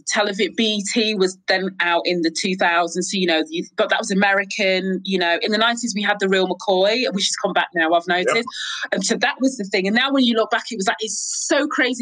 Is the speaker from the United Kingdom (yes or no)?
yes; Crewe, North West England, United Kingdom; moved away as an adult; also born or lived in London; I grew up in Crewe in the Northwest in Cheshire.